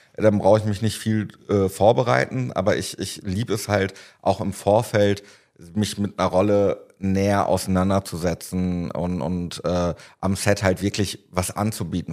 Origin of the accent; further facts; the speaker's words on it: Paderborn, North Rhine-Westphalia, Germany; moved away; in meiner Heimat damals in Paderborn, habe ich äh, damals Konzerte und Festivals veranstaltet